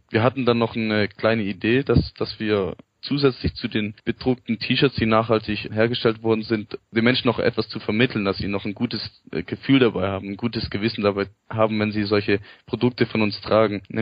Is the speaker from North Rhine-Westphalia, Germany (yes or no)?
no; Stuttgart, Baden-Württemberg, Germany; Ja, hallo, im ähm … ich komme aus Stuttgart, studiere Bauingenieurwesen in Stuttgart